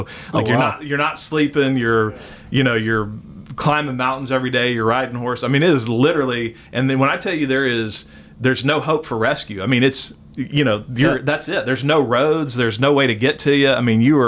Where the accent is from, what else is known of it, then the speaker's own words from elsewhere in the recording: Austin, Texas, United States; also born or lived in Waco, Texas / San Antonio, Texas / New Braunfels, Texas; from 6 to 16, we lived in Austin